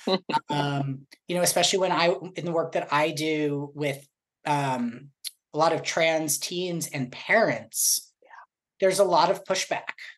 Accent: Boston, Massachusetts, United States; now in Sherman Oaks, United States; I'm from Boston and I lived the majority of my life in Boston

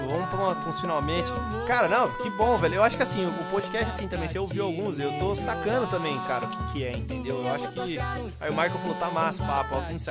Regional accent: São Carlos, São Paulo, Brazil; Porque aqui, aqui eu sou de São Carlos, mano.

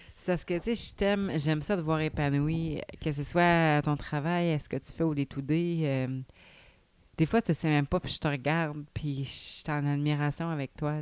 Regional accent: Saint-Raymond, Quebec, Canada; now in Saint-Gabriel-de-Valcartier, Canada; Saint-Ramon, tu sais, c'est ma ville natale.

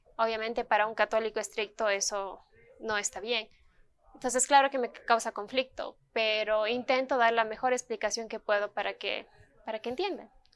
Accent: Ecuador; yo no soy la única ecuatoriana que recibió ese premio

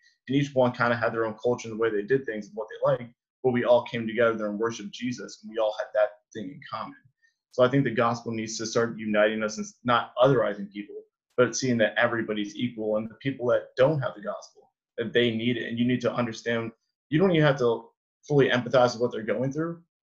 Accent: Freehold, New Jersey, United States; Like being a kid growing up in Freehold, like we preach missions all the time.

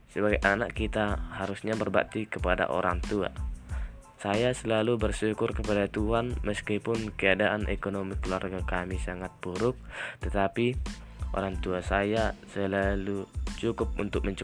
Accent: North Sumatra, Indonesia; Alamat saya dari Parik Matia, Desa Situluama, Kecamatan Payajulu, Kabupaten Tapanuli Utara, Provinsi Sumatera Utara.

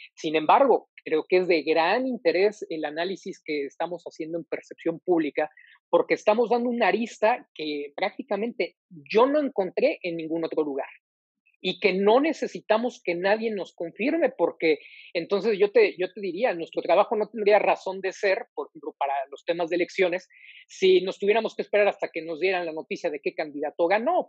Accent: Mexico; como mexicano

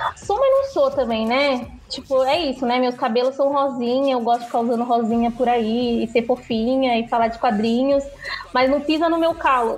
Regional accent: Bahia, Brazil; eu sou nordestina, né? Eu sou baiana.

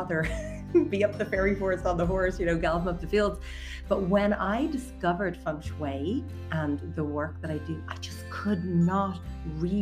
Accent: County Wicklow, Ireland; moved away as an adult; also born or lived in United States; I'm actually born and raised in Wicklow area

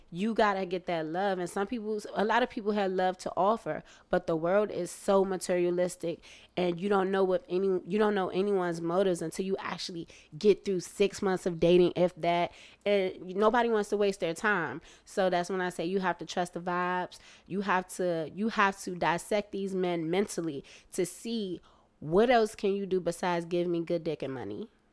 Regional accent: United States; me being American

